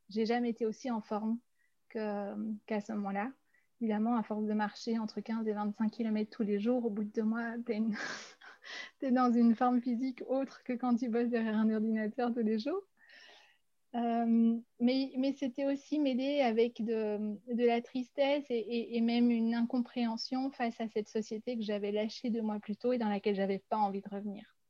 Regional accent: Belgium; now in Brussels, Belgium; je venais de Belgique

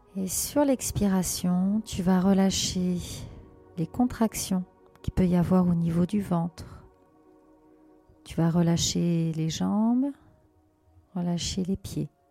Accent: France; moved away as an adult; now in Portugal; je suis originaire de France et actuellement, je, je vis au Portugal depuis deux ans

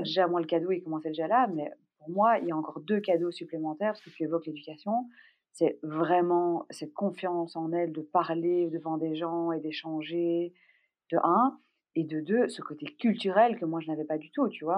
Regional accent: Brussels, Brussels-Capital Region, Belgium; Je suis belge. Je suis née à Bruxelles.

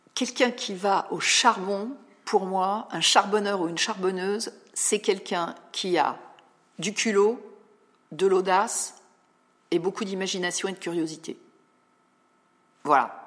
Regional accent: Paris suburbs, Île-de-France, France; also born or lived in Val-de-Marne / Rosny-sous-Bois / Montreuil / Versailles; je suis banlieusarde. Euh, je fais partie de ces personnes qui ont navigué en région parisienne. Je suis née dans le 94

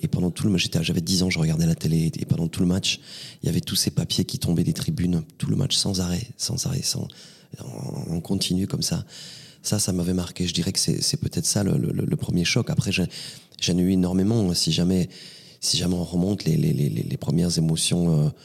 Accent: Vernet-les-Bains, Occitania, France; also born or lived in Perpignan / Rivesaltes; Vernet-les-Bains. Oui, j'ai grandi à vernay les bains Ouais. Quelques heures après ma naissance, je suis monté dans ce village et je suis resté euh, très très longtemps

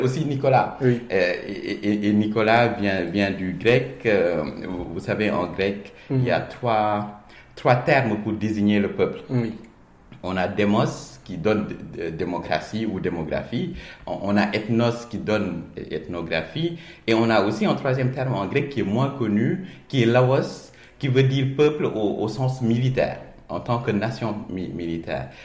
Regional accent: Dakar, Senegal; also born or lived in Petite Côte, Senegal; je suis né à, à Dakar, je suis très attaché à la Petite Côte

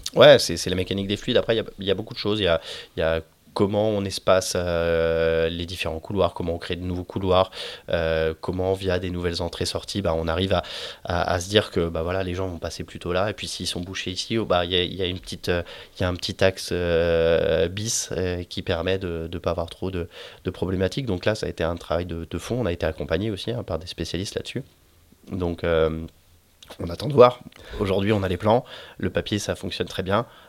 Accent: Saint-Malo, Brittany, France; je suis né à Saint-Malo

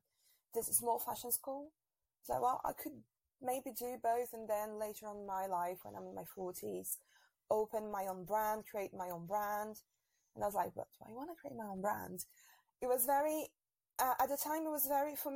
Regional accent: Brazil; moved away as an adult; now in Paris, France; I'm actually from Brazil

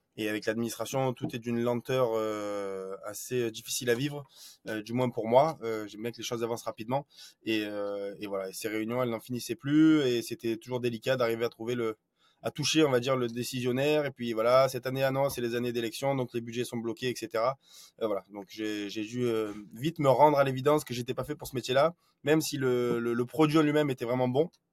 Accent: Marseille, Provence-Alpes-Côte d'Azur, France; moved away as an adult; also born or lived in Rennes; sur Marseille, qui est euh, bah, moi ma, ville natale

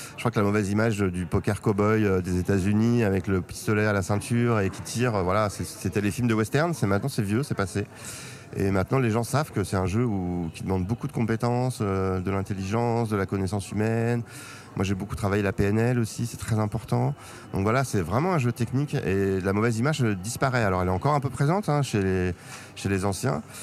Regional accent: Paris, Île-de-France, France; d'où je viens Paris 14e jusqu'à mes 22 ans, enfin le Paris, région parisienne.

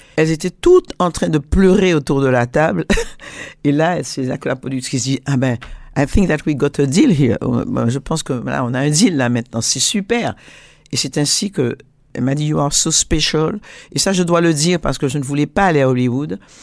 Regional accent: Martinique, France; je suis martiniquaise, antillaise, donc française

